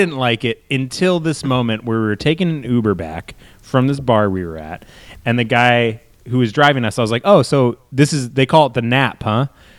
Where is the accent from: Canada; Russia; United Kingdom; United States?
United States; Seattle, Washington; moved away; also born or lived in Chicago; we're from the Seattle area.